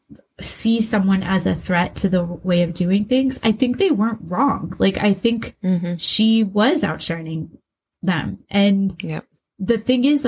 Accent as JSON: {"language": "English", "town": "West Des Moines", "region": "Iowa", "country": "United States", "tie": "born or raised there", "said": "growing up in West Des Moines, Iowa, you and I both worked at Hy-Vee"}